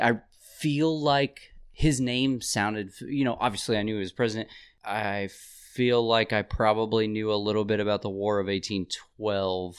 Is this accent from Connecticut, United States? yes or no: no; Indianapolis, Indiana, United States; born or raised there